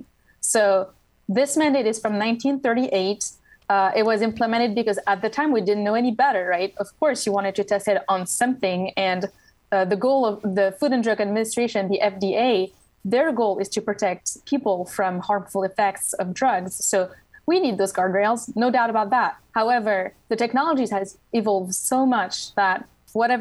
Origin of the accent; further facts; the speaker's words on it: Switzerland; English is a second language; moved away as an adult; now in Washington, D.C., United States; I grew up in Switzerland, so that explains the accent.